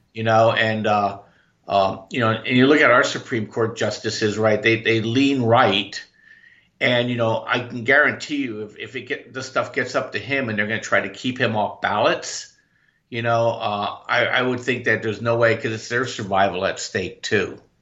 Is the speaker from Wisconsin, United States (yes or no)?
no; Orange County, California, United States; my whole adult life I've been in Orange County, California